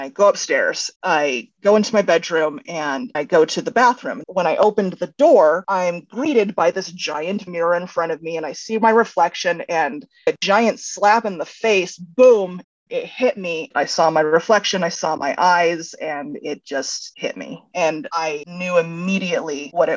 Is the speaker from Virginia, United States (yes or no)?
no; Sherwood, Oregon, United States; also born or lived in Chicago, Illinois / Gresham, Oregon / Eugene, Oregon; now in Portland, United States; We moved to Sherwood when I was in third grade, and then I was there all the way through high school